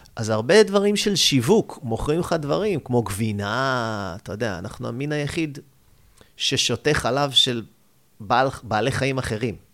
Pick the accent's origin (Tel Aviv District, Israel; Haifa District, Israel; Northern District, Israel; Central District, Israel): Haifa District, Israel; Haifa; moved away; also born or lived in United States; אני זה קיבוצניק בנשמה, על אף שאני חיפאי, מחיפה